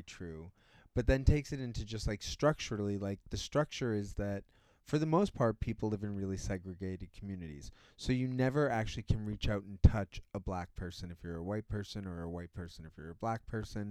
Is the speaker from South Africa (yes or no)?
no; Boston, Massachusetts, United States; I'm from Boston.